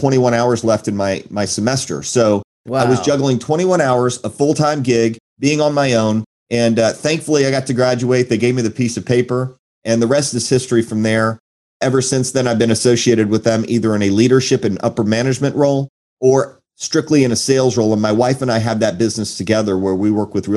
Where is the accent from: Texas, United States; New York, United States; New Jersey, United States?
Texas, United States; Houston; also born or lived in Naperville, Illinois / Chicago, Illinois; originally I was born in Illinois, and it's a suburb of Chicago, if you know where Naperville is, and moved to the south side of Chicago. My parents divorced at 4 years old, so my dad chose to stay in Illinois, and my mom and my sister and I moved to Houston, Texas